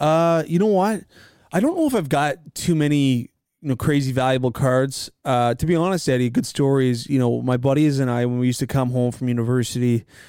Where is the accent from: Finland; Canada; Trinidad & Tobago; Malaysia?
Canada; Nova Scotia; a kid from my hometown, Drake Batherson.